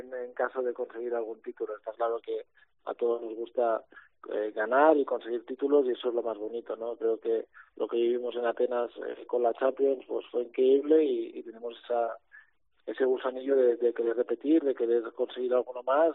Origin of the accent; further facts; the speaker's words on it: near Manresa, Catalonia, Spain; Manresa, ¿no? Tirando un poco para casa, eh, un equipo que es de cerca de mi pueblo natal